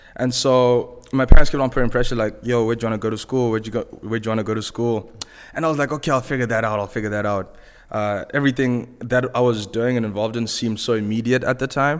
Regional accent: Zimbabwe; accent: Zimbabwean; moved away as an adult; also born or lived in Vancouver, Canada; my accent is Zimbabwean. I grew up, uh, I was born and raised in Zimbabwe

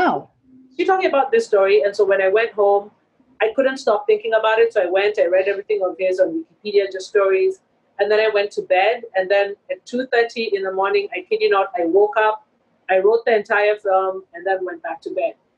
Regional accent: Kenya; moved away as an adult; also born or lived in Boston; When I was growing up in Kenya, there wasn't a film school, which is why I went mm-hmm. to mm. film school in Boston.

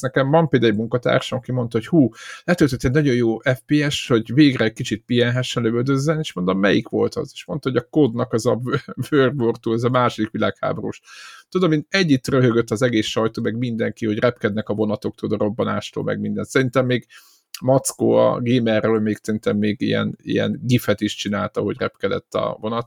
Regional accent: Szeged, Csongrád-Csanád, Hungary

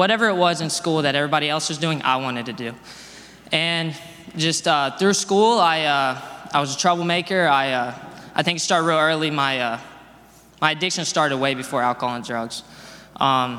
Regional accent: Dallas, Texas, United States; I'm from Dallas, Texas. I grew up there.

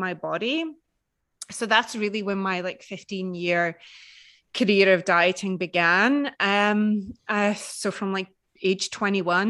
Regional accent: Edinburgh, Scotland, United Kingdom; It's Edinburgh in Scotland, in the UK.

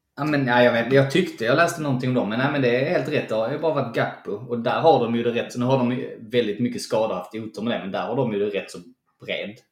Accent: Sweden; som svenskar

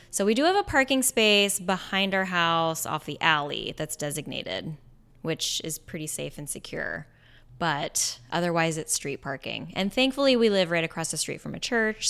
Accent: Bellingham, Washington, United States; I grew up in Bellingham, Washington

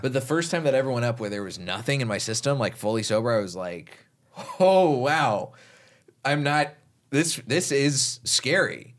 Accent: Texas, United States; growing up in Texas

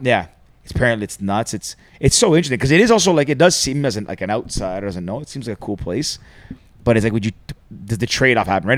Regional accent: Greece; I'm from Greece, which is like just below it

